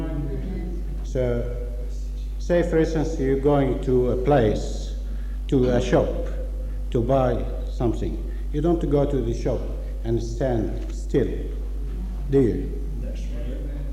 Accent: Australia; From Australia

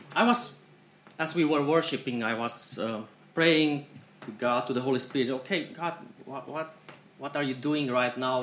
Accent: Iași, Iași County, Romania; We are coming from Iași, this is northeastern Romania, and um, um, we have three boys at home with our grandparents.

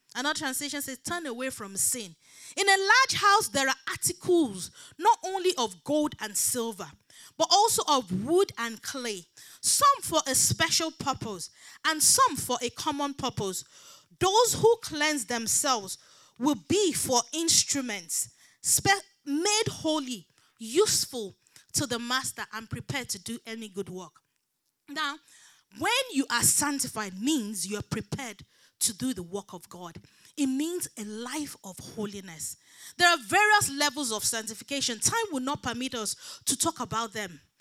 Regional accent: Nigeria; moved away; I grew up back in Nigeria

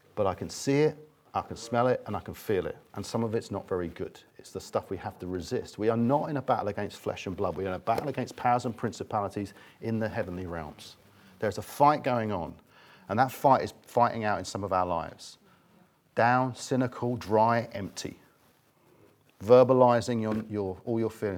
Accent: England, United Kingdom; we're English

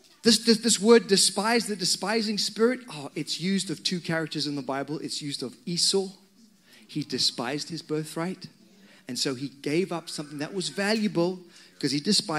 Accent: Zimbabwe; moved away; I come from Zimbabwe, and in that country, when I was a young man, which was quite a long time ago

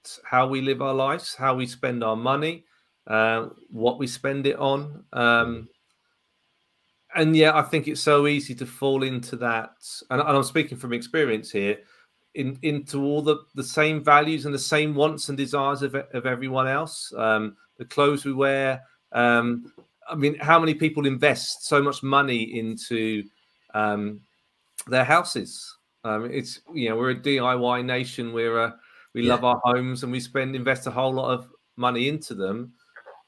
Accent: Ipswich, East of England, United Kingdom; growing up in Ipswich town centre

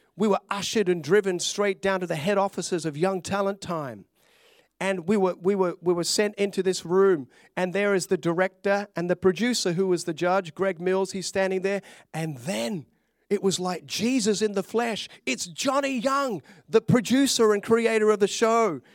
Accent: Australia; also born or lived in Glenorchy, Hobart, Tasmania / Melbourne, Victoria; I'd grown up in Australia as a, a little, a little Aussie boy. I, I was born in Tasmania

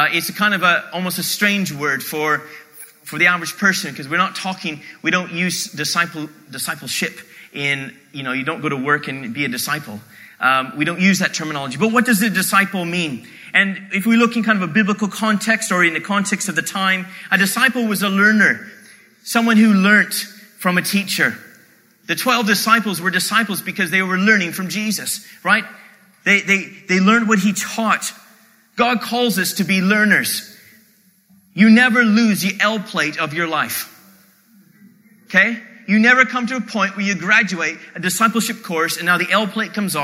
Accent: Canada

